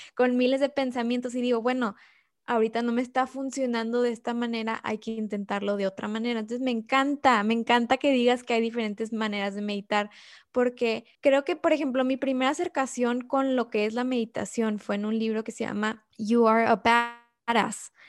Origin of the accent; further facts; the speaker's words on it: Mexico; nosotras tres somos mexicanas